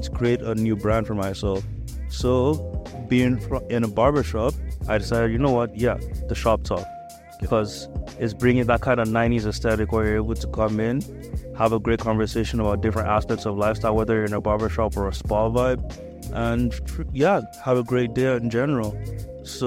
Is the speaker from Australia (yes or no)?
no; Nigeria; moved away as an adult; I was born and raised in Nigeria